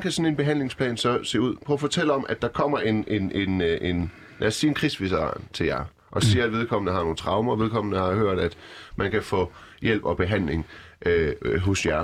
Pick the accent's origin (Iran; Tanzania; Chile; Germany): Iran; now in Denmark; jeg er personligt selv fra Iran